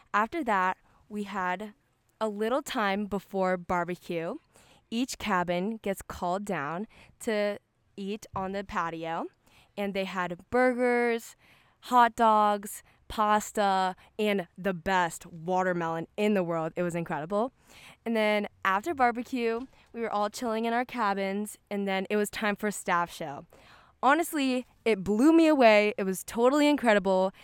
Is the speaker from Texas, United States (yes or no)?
yes; Texas, United States; I am from Texas